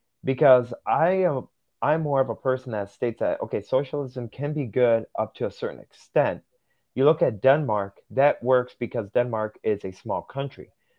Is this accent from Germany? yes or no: no; Russia; born there; moved away; So here's where I come from. So I was adopted from Russia back in 2006.